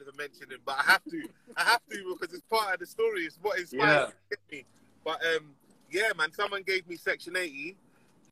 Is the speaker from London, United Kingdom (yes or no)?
yes; London, United Kingdom; I'm an artist from North London